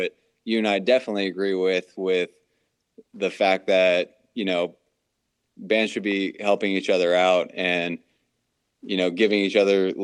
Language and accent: English; East Coast, United States; we're all from the East Coast